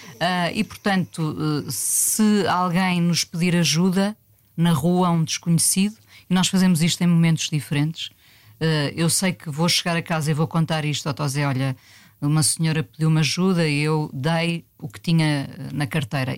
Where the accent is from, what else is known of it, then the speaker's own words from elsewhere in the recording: Mindelo, Norte, Portugal; moved away; also born or lived in Lisbon; eu nasci em Lisboa, mas os meus pais, que eram do Norte, voltaram para o Norte